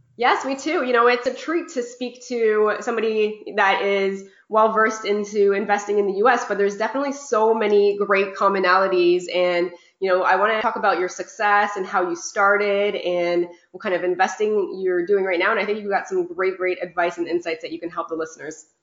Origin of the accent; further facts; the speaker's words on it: Canada; I'm from Canada